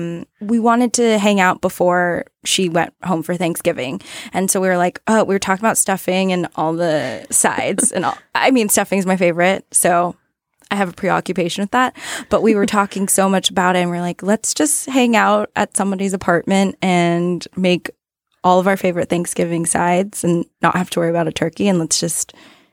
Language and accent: English; Pasadena, California, United States; now in New York, United States; I'm from Pasadena, California.